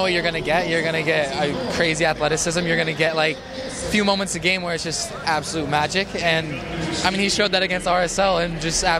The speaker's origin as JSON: {"language": "English", "region": "Arizona", "country": "United States", "tie": "born or raised there", "also_born_or_lived": "Salt Lake City", "said": "I grew up with him in Arizona when I was like 7."}